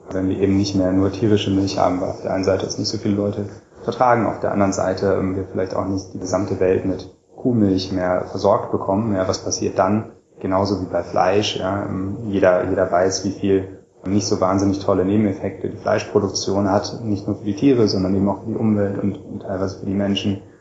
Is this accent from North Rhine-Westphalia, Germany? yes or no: no; Göttingen, Lower Saxony, Germany; born there; Genau, ich wurde 1981 äh, geboren in Göttingen.